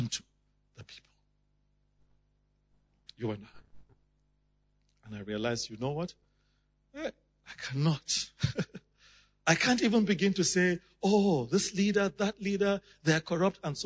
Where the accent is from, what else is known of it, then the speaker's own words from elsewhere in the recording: Nigeria; I come from Nigeria.